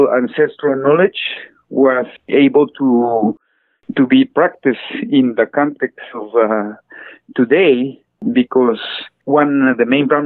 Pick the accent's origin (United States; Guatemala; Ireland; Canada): Guatemala; I'm Maya Cachiquel from Guatemala